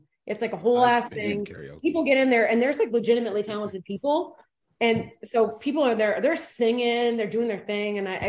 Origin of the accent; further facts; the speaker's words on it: Detroit, Michigan, United States; moved away as an adult; born and raised in South Detroit, right there.